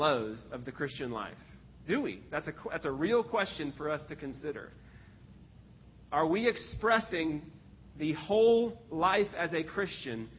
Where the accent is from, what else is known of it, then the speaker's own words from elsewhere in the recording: Texas, United States; I grew up in Texas.